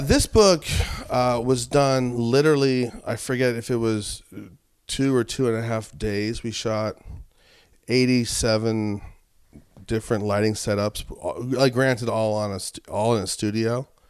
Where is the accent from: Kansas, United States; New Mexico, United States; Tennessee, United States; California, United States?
New Mexico, United States; Albuquerque; moved away; I grew up in Albuquerque